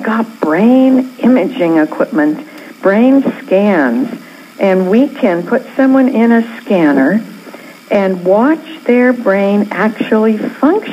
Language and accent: English; Canada; now in California, United States; I was born in Canada